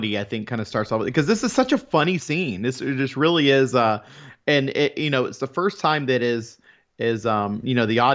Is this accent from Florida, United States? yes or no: yes; Florida, United States; being a Florida native and born and raised in Florida